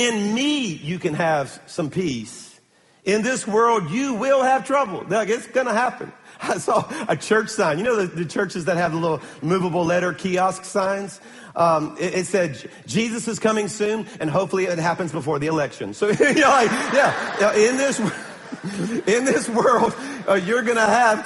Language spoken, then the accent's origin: English; Baton Rouge, Louisiana, United States; I'm from Baton Rouge